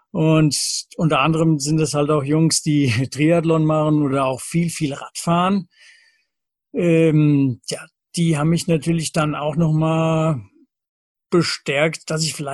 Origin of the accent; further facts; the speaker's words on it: Lorbach, Hesse, Germany; Ich komme aus Lorbach in der Nähe von Büdingen